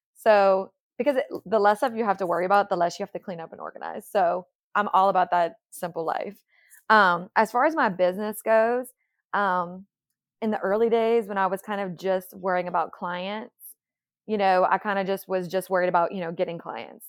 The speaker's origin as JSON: {"language": "English", "town": "New Iberia", "region": "Louisiana", "country": "United States", "moved": "as an adult", "lives_now": "Baton Rouge, United States", "said": "I'm from the Lafayette area, from New Iberia"}